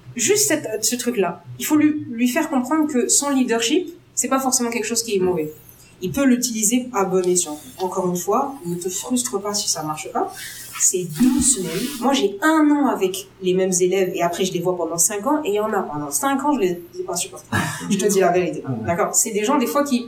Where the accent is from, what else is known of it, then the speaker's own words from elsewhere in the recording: Algeria; je suis algérienne